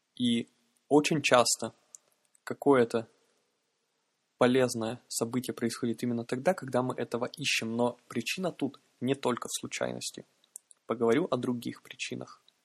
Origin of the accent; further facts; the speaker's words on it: Yaroslavl, Yaroslavl Oblast, Russia; я человек из Ярославля